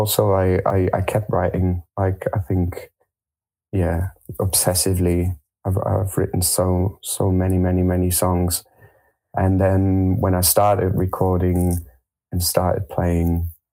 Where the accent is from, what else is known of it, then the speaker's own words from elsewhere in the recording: Germany; also born or lived in France; I was born in France. I grew up in Germany